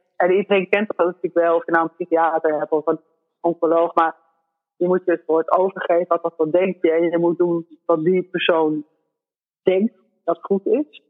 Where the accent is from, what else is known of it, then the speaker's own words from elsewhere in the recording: Netherlands; moved away as an adult; also born or lived in La Palma, Spain; als Nederlander